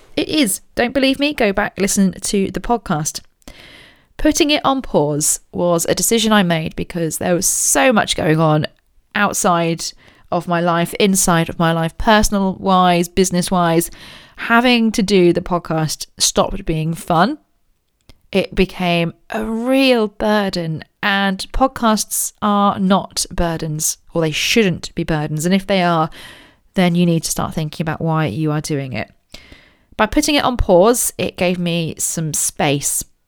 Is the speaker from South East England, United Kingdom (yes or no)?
yes; Royal Berkshire, South East England, United Kingdom; I grew up in Royal Berkshire